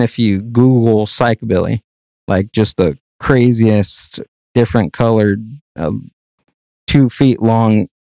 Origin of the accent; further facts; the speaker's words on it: Whittier, California, United States; I grew up in Whittier, actually